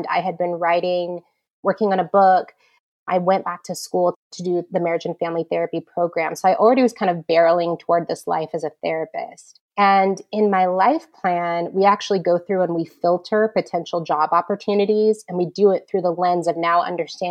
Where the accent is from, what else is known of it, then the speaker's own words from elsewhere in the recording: California, United States; moved away as an adult; now in New York, United States; I'm actually a California girl